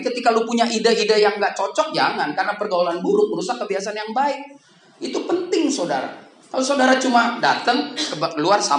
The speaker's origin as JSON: {"language": "Indonesian", "region": "North Sumatra", "country": "Indonesia", "said": "Saya di sini karena saya umur 16 tahun, karena saya orang Batak, saudara."}